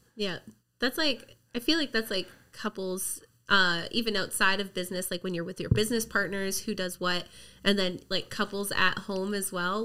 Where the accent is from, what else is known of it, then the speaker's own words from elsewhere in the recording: Merritt, British Columbia, Canada; I grew up in Merritt